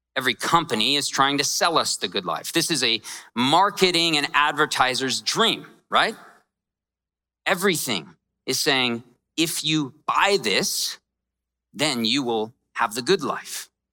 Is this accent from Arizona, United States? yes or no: yes; Scottsdale, Arizona, United States; I grew up here and I grew up in a really rough part of town. I grew up in Scottsdale.